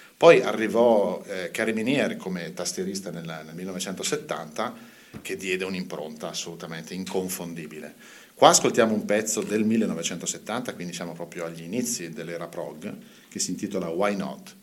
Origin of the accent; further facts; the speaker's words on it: Mantua, Lombardy, Italy; Sono nato a Mantova tantissimi anni fa ormai